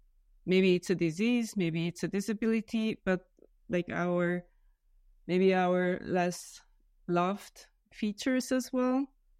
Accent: Hungary; English is a second language; now in Vienna, Austria; I am originally from Hungary. I currently live in Vienna

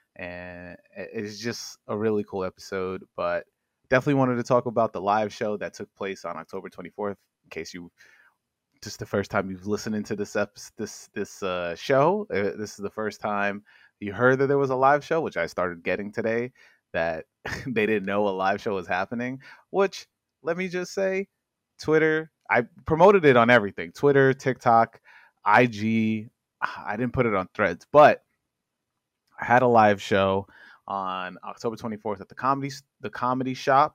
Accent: New York, United States; I'm from New York

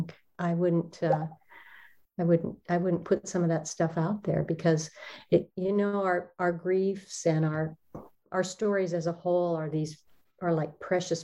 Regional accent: Olympic Peninsula, Washington, United States; I was raised in Washington on the Olympic Peninsula, in some pretty wild country surrounding us.

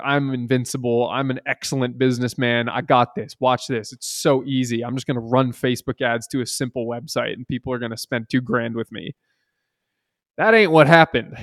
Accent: Seattle, Washington, United States; I'm from Seattle

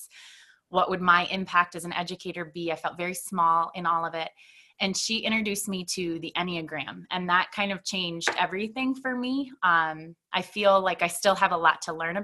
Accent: Stillman Valley, Illinois, United States; come back to my hometown where I've been for 5 years

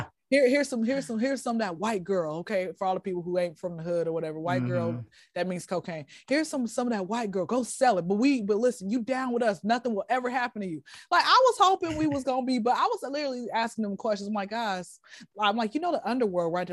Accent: Atlanta, Georgia, United States; I'm from Atlanta, for all the ones that don't know. I don't know if you can tell my accent or whatever, or my voice or whatever, but I'm from Atlanta

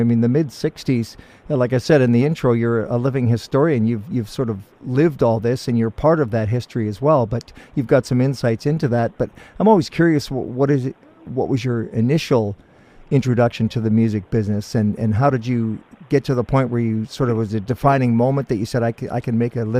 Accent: Guelph, Ontario, Canada; now in Vancouver, Canada; I'm actually from Guelph. I was born in Guelph, and then I moved out here with my parents many years ago, so...

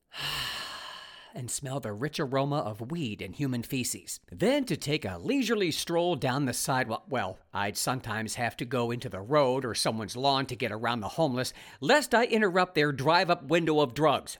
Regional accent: Ohio, United States; moved away as an adult; also born or lived in California; I found new digs in my home state of Ohio

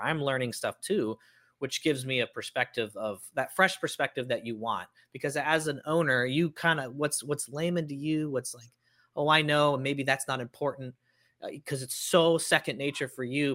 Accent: Cincinnati, Ohio, United States; I grew up in Cincinnati, uh, Ohio, which is where P&G is

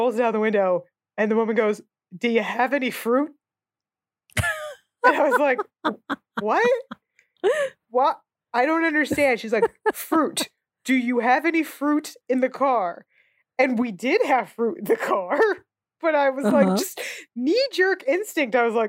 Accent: New Jersey, United States; moved away as an adult; also born or lived in California; we're from Jersey.

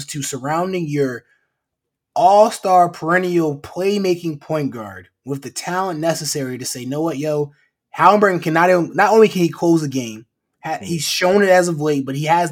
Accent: Philadelphia, Pennsylvania, United States; I'm from Philadelphia

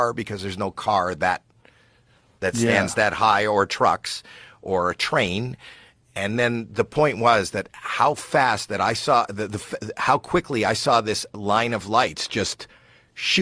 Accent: Toronto, Ontario, Canada; I'm from Toronto, Canada

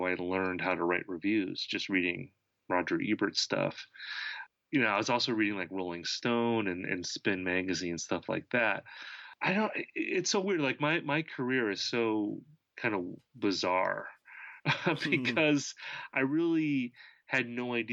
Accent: Wisconsin, United States; I was growing up in Wisconsin

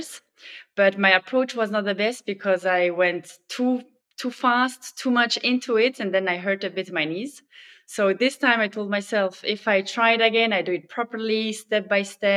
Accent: Switzerland; I quickly started to join the swimming club there where I grew up in Switzerland

